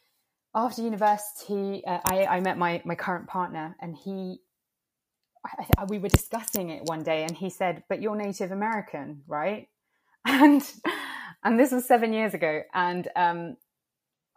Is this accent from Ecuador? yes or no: no; London, United Kingdom; also born or lived in Italy; growing up in the UK, there is not a lot of representation for, I guess, well, Indigenous peoples. There is a small Latinx community here in London, and I grew up in the Latinx community